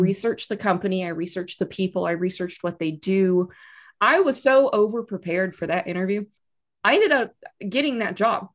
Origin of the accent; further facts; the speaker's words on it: Austin, Texas, United States; moved away as an adult; now in Wellington, New Zealand; I'm from Texas originally, I'm from, but I like to point out I'm from Austin, Texas.